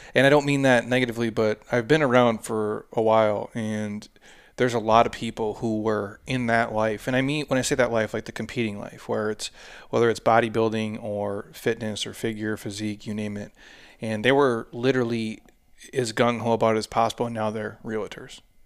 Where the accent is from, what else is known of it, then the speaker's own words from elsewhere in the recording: Midwest, United States; I'm from the Midwest